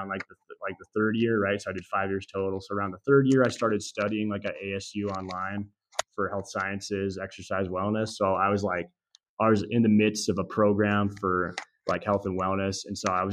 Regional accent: Glasgow, Montana, United States; moved away as an adult; also born or lived in Washington State; It's called Glasgow, Montana.

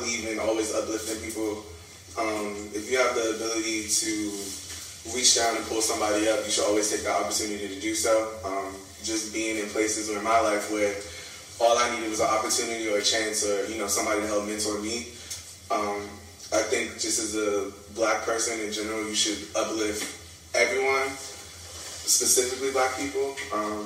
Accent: Washington, District of Columbia, United States; moved away; also born or lived in Prince George's County, Maryland; from PG County, originally

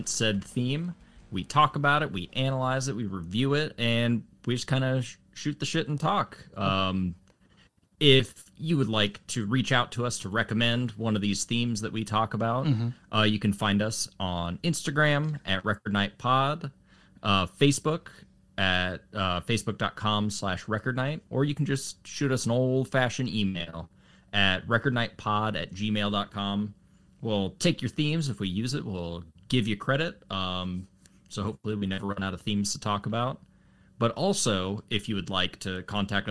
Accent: Longmont, Colorado, United States; my hometown

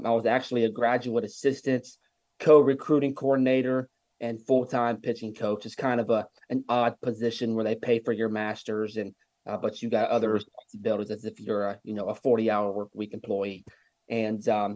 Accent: Ohio, United States; moved away as an adult; also born or lived in Vienna, West Virginia / Virginia Beach, Virginia; now in Georgia, United States; I'm originally from Ohio

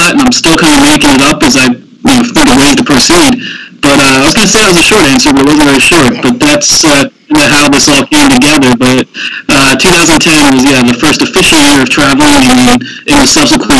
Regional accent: Andover, Pennsylvania, United States; grew up in Andover, Pennsylvania, which is a suburb of Philadelphia, about 20 miles north of the city.

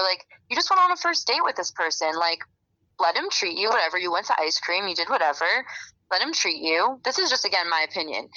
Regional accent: Florida, United States; I'm from Florida

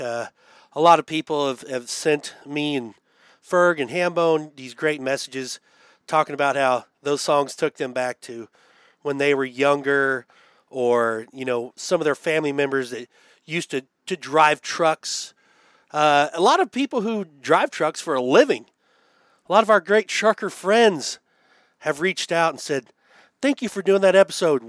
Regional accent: Abbeville, Kansas, United States; growing up in Abbeville, Kansas, a town of 100 people

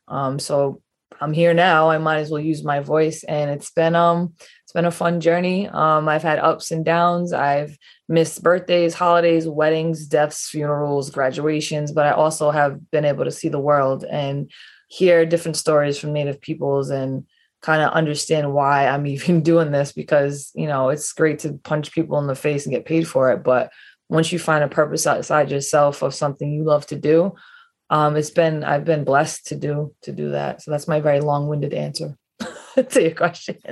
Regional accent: East Providence, Rhode Island, United States; I grew, grew up in East Providence, Rhode Island.

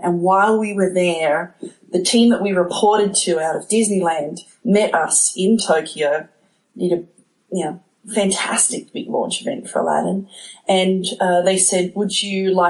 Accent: Sydney, New South Wales, Australia; moved away as an adult; now in United States; I grew up in Sydney, Australia. And, spent my whole childhood there

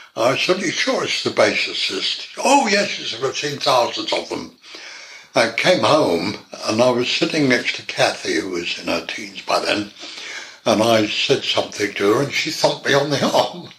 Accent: Bury St Edmunds, East of England, United Kingdom; I was born in Suffolk, Bury St Edmunds

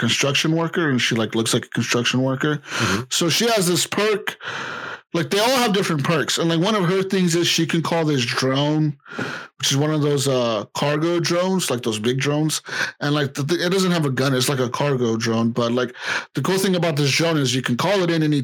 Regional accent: United States; we're American.

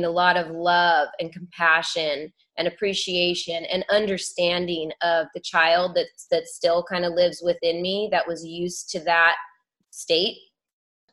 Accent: California, United States; growing up in California

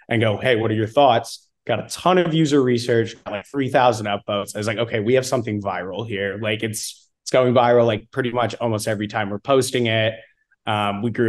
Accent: St. Louis, Missouri, United States; also born or lived in Austin, Texas; now in Dallas, United States; So I'm from St. Louis originally.

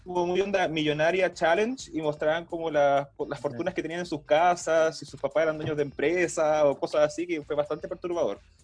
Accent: Coyhaique, Aysén, Chile; moved away as an adult; also born or lived in Valparaíso Region; now in Santiago, Chile; cuando era chico en Coyhaique

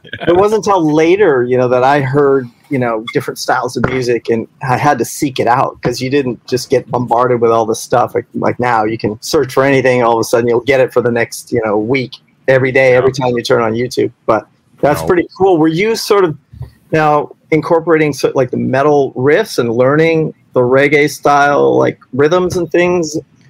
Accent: Innisfail, Alberta, Canada; growing up in the prairie, like in Innisfail, Alberta, I didn't have access to world music.

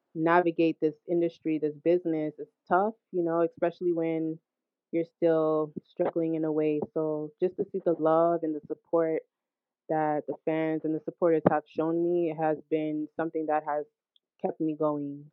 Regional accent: Hackensack, New Jersey, United States; also born or lived in Brooklyn, New York; I was born in Brooklyn. Um, however, I was raised in Hackensack, New Jersey.

